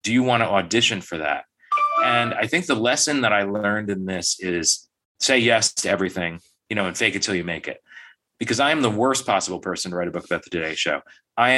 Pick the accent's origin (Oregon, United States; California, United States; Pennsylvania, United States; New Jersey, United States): New Jersey, United States; near Harrison; in quite near my hometown, in Harrison, New Jersey